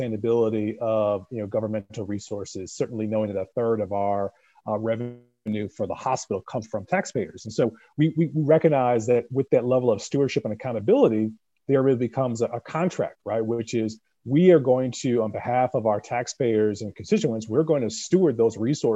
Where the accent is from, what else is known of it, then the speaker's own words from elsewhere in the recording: New York, United States; growing up in New York